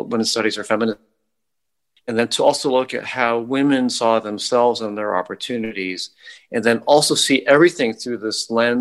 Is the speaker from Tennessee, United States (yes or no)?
no; Ohio, United States; now in Brooklyn, United States; when I grew up in Ohio